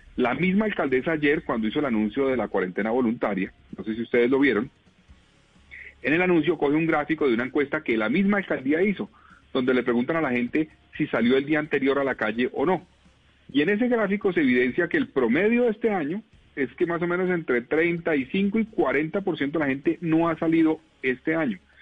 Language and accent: Spanish; Colombia; nosotros como colombianos